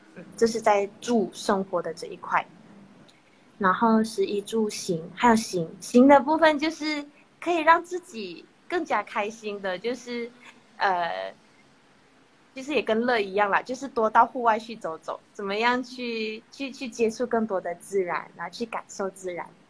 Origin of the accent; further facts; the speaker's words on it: Malaysia; also born or lived in Taiwan; 我是来自马来西亚的